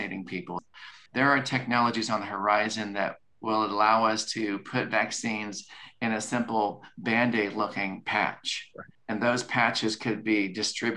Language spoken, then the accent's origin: English; Kansas, United States; moved away; I'm from Kansas and I love my family in Kansas